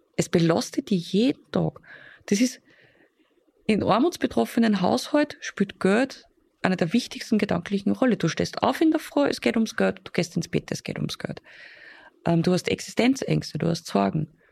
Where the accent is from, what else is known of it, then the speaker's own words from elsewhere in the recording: Upper Austria, Austria; bei uns in Oberösterreich